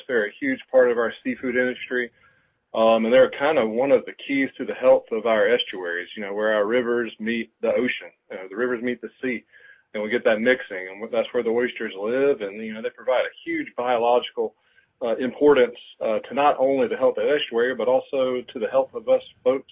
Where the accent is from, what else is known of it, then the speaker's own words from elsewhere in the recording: Middle Georgia, United States; moved away as an adult; now in South Carolina, United States; I'm originally from Middle Georgia. I moved to South Carolina after I graduated from Georgia Southern University